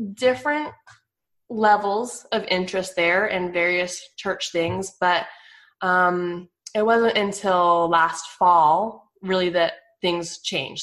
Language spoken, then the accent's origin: English; Flagstaff, Arizona, United States; moved away as an adult; now in Mesquite, United States; I grew up mostly in Flagstaff. Um, I moved there when I was six